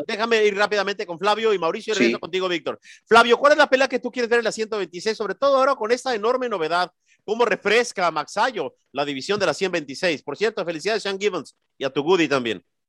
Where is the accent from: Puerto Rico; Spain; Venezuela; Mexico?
Mexico; yo soy más mexicano que el pinche Chile